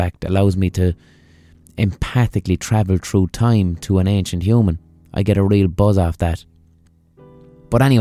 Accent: Ireland; accent: Irish; my Irish accent

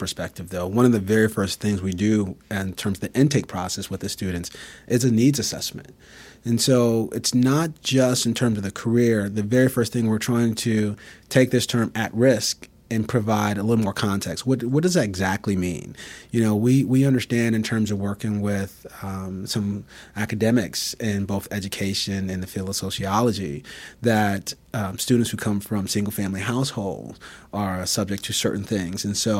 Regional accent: Bridgeport, Connecticut, United States; So for me personally, I grew up in Bridgeport, Connecticut. I grew up in subsidized housing.

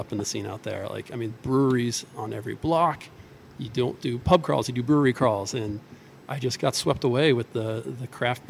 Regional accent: Scituate, Massachusetts, United States; also born or lived in Seattle / Boston; So I'm from Scituate, grew up here.

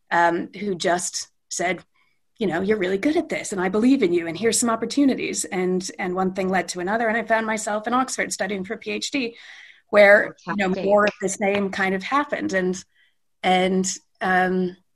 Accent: London, United Kingdom; I was born in London um, and lived there for

